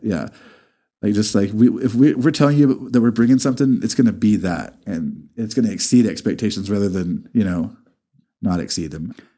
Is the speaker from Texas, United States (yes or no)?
yes; Amarillo, Texas, United States; I grew up over off of Fannin and fifty-eights. I grew up in South Georgia